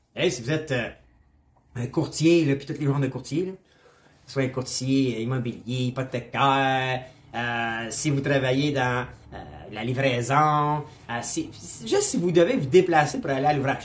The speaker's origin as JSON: {"language": "French", "country": "Canada", "said": "je suis Canadien"}